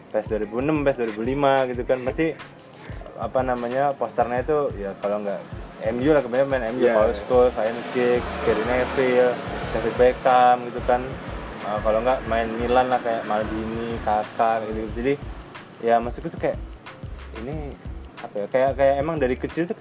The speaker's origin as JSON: {"language": "Indonesian", "town": "Surabaya", "region": "East Java", "country": "Indonesia", "said": "Jadi kita ini orang Surabaya."}